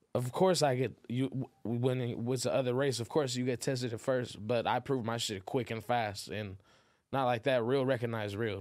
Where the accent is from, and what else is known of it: Inglewood, California, United States; born or raised there; also born or lived in Los Angeles, California / San Diego, California